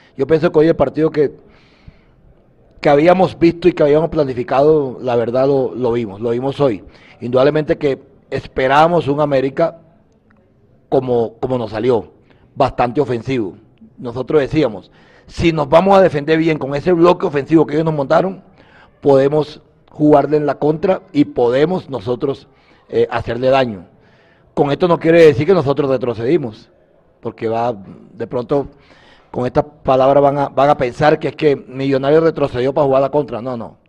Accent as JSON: {"language": "Spanish", "country": "Colombia", "said": "Nosotros indudablemente somos colombianos"}